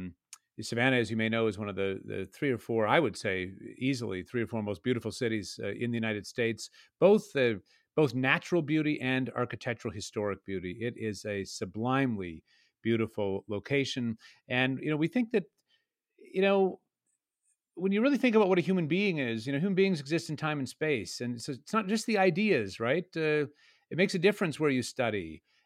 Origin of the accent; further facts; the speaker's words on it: Canada; Though I grew up in Canada, it might be the case that there is more of a receptivity to such a project here in Georgia than there might be in other places.